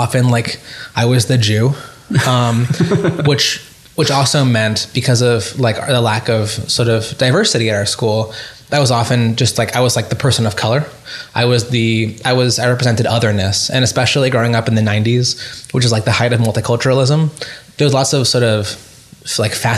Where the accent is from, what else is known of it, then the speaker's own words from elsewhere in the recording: Tulsa, Oklahoma, United States; I grew up in Tulsa, Oklahoma.